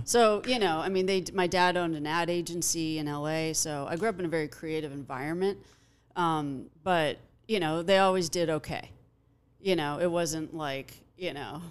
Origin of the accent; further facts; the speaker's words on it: Los Angeles, California, United States; I grew up in Pacific Palisades